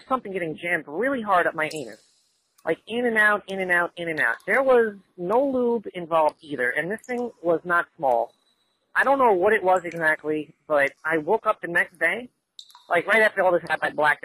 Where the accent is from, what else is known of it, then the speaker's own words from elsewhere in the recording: New Jersey, United States; I was visiting from New Jersey, where I'm from, but my parents are in Ohio